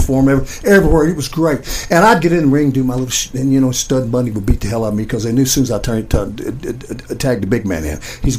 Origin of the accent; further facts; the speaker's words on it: Kentucky, United States; I'm from Kentucky.